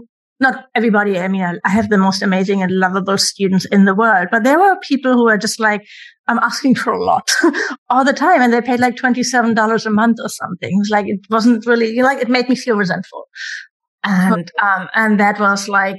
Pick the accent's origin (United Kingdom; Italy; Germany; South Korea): Germany; I'm from Germany, where everything is free, education, universities, everything